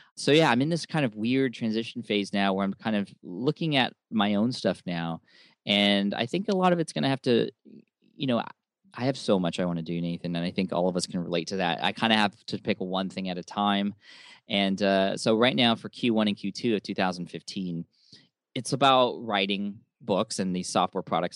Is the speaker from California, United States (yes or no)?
yes; San Diego, California, United States; my hometown of San Diego